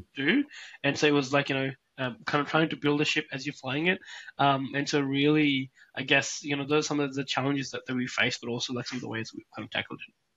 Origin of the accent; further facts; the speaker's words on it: Pakistan; moved away as an adult; now in Australia; I'm originally from Pakistan